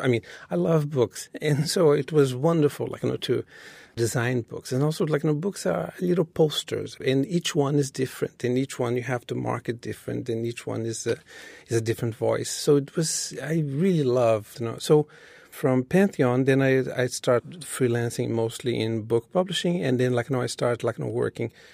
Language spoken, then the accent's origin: English; Rio de Janeiro, Brazil; moved away as an adult; now in New York City, United States; when I was growing up in Brazil